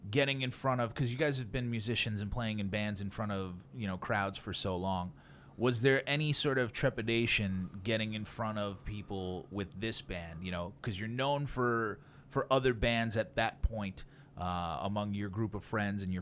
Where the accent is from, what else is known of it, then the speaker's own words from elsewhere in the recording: Brooklyn, New York, United States; I'm from Brooklyn.